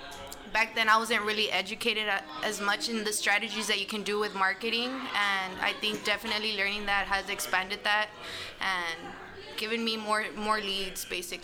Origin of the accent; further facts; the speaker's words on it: Laredo, Texas, United States; moved away as an adult; now in San Antonio, United States; I'm actually from Laredo, Texas. I came to San Antonio maybe 3 months ago